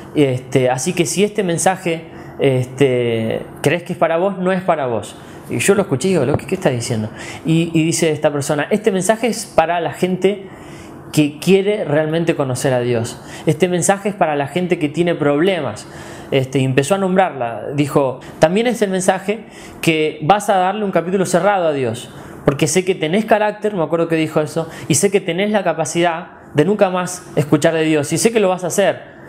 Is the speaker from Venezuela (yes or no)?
no; Mendoza, Argentina; also born or lived in Balvanera, Buenos Aires; now in Buenos Aires, Argentina; soy mendocino con mucho orgullo